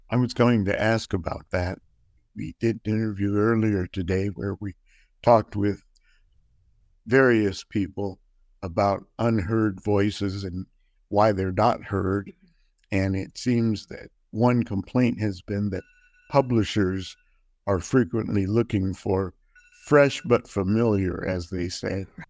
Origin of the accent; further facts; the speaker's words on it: New Mexico, United States; I grew up in New Mexico